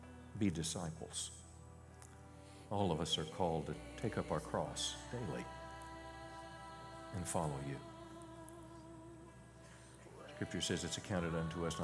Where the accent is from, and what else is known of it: United States